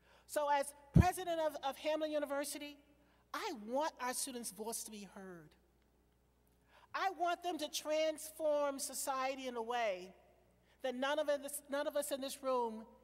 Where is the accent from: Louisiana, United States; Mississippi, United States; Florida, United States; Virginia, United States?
Virginia, United States; moved away; I'm from Virginia